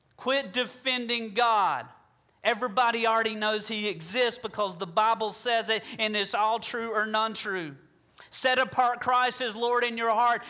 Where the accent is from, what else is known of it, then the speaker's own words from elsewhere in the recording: the South, United States; I'm from the South